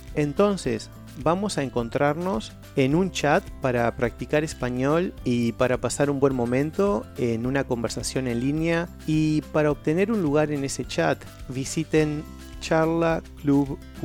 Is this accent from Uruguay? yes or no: yes; Uruguay; soy de Uruguay